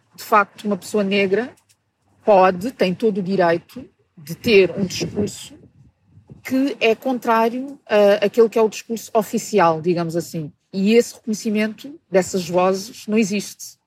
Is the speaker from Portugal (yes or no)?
yes; Portugal; also born or lived in Mozambique; Eu nasci em Moçambique eh, há 43 anos e vivo em Portugal desde os meus três